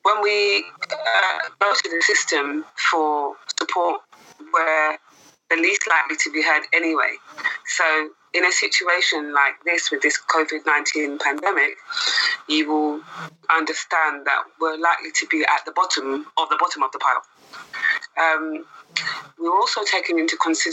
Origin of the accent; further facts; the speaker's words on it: London, United Kingdom; also born or lived in Hackney; I myself was born and raised in Brent, although I'm Hackney now